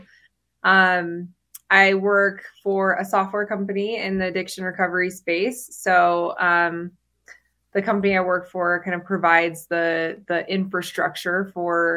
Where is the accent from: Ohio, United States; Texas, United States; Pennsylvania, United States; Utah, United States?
Utah, United States; St. George; I grew up in Southern Utah in St. George, and I grew up in the church.